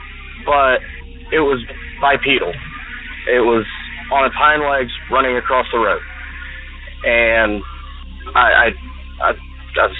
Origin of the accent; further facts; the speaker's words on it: Western Indiana, United States; I'm from Western Indiana.